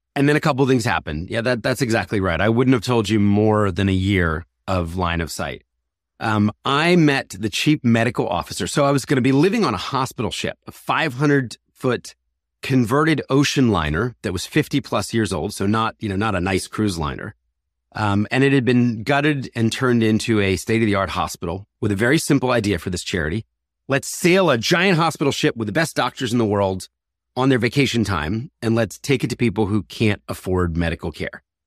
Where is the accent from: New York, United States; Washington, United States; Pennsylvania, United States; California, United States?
Pennsylvania, United States; Philadelphia; I was born in Philadelphia, raised in a conservative Christian family